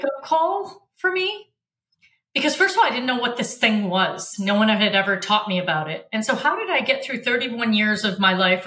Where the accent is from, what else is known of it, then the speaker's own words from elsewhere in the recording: Michigan, United States; also born or lived in Africa; We were raised in Michigan.